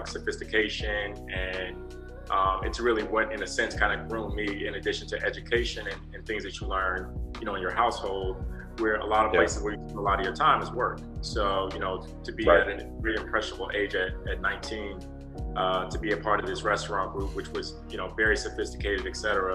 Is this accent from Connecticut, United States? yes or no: no; Atlanta, Georgia, United States; I'm from Atlanta originally